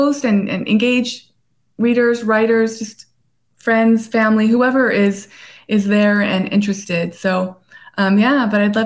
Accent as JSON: {"language": "English", "town": "La Habra Heights", "region": "California", "country": "United States", "tie": "born or raised there", "also_born_or_lived": "La Puente", "moved": "as an adult", "lives_now": "San Diego, United States", "said": "After I was in that bad foster home in La Puente, then I moved to La Habra Heights. And so I went to Rancho Starbuck and went to La Habra"}